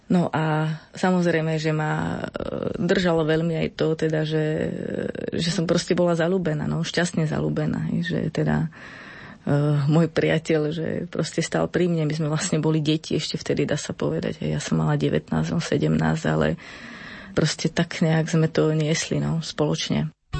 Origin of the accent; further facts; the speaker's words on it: eastern Slovakia, Slovakia; pochádzam z východného Slovenska